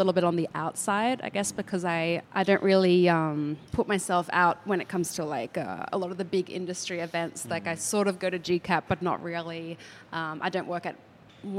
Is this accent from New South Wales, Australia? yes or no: no; Southeast Queensland, Australia; moved away; I grew up in Southeast Queensland